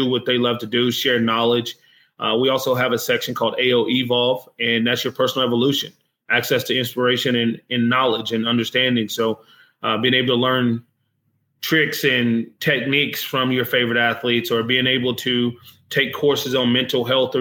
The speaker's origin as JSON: {"language": "English", "country": "United States", "said": "I'm American"}